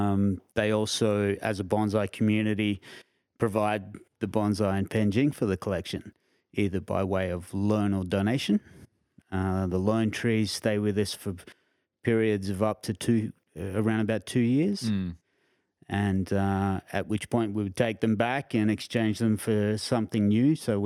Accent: Canberra, Australian Capital Territory, Australia; also born or lived in Queensland; Yeah. However, I've lived in a number of other states as well, including Northern Territory, WA, Queensland.

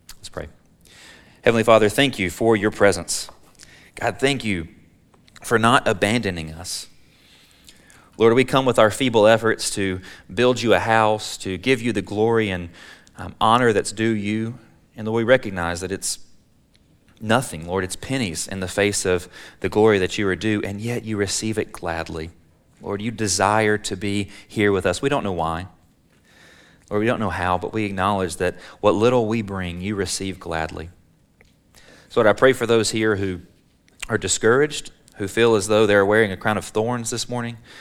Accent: Alabama, United States; now in Texas, United States; I'm a Texan by choice, but I'm an Alabamian by birth

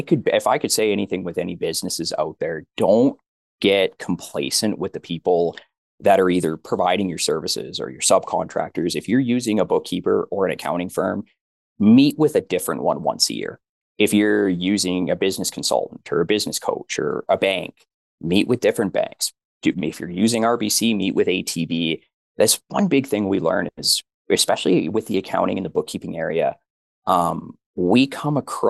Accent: Alberta, Canada; We're from Alberta

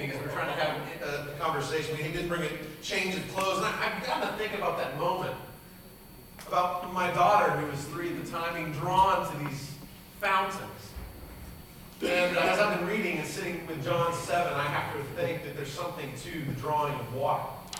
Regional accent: San Diego, California, United States; I grew up in San Diego, California.

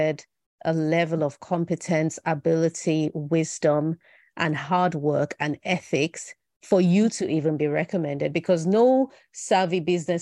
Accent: Benin City, Edo, Nigeria; also born or lived in Lagos State; I grew up in Benin in Nigeria and I had the best childhood

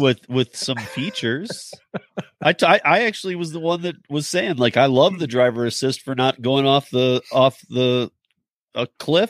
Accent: Michigan, United States; now in Denver, United States; I'm from Michigan, so I get all those Motor City jokes, too.

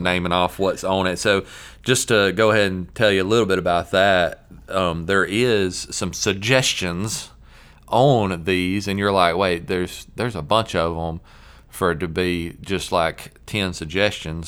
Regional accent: American South, United States; accent: Southern; our Southern accent

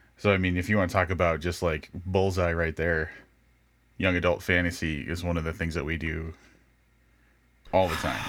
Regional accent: Illinois, United States; Illinois, my home state

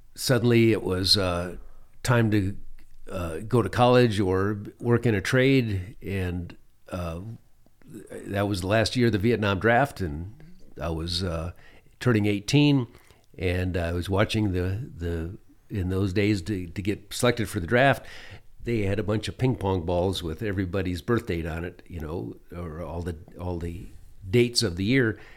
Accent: Michigan, United States; moved away as an adult; also born or lived in Phoenix, Arizona / New Mexico / Alaska; for a young man growing up in Michigan

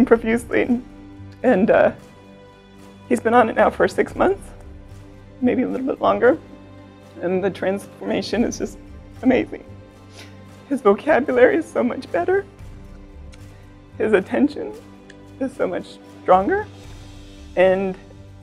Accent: Santa Rosa, California, United States; I'm from Santa Rosa, California

